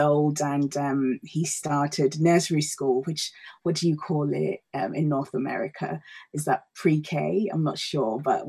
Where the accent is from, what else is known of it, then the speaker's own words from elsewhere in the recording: Ghana; also born or lived in Denmark / Australia; now in United Kingdom; Well, Vivek, I'm originally from Ghana, West Africa. I have been living in the UK since 2007, but before then I've moved around the world a fair bit.